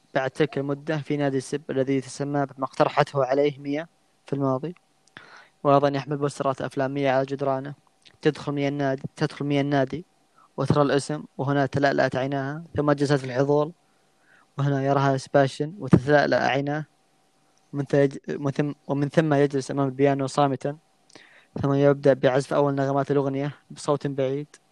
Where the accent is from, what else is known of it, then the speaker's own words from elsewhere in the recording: Saudi Arabia; عندنا في السعوديه